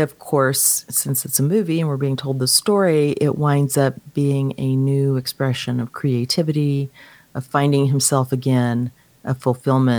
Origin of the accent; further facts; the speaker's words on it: Dallas, Texas, United States; I'm from Dallas